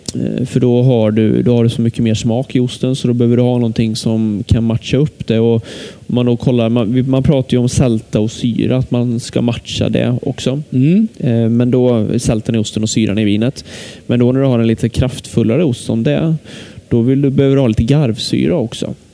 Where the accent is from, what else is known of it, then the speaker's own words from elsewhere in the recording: Lidköping, Västra Götaland, Sweden; jag är från Lidköping